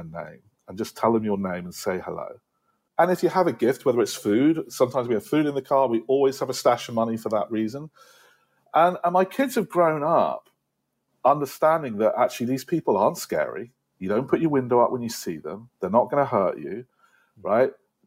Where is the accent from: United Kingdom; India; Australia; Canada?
United Kingdom; now in United States; as a Brit